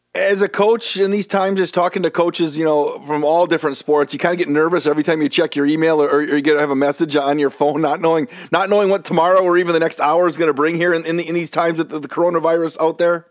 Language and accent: English; Wisconsin Rapids, Wisconsin, United States; Wisconsin Rapids, which is actually my hometown